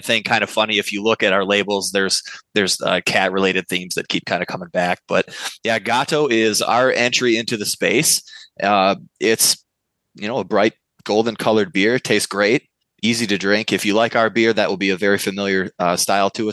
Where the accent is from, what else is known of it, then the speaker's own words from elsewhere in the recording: Novi, Michigan, United States; I was a slightly more advanced home brewer who thought it would be a cool idea to open a brewery in my hometown because we didn't have one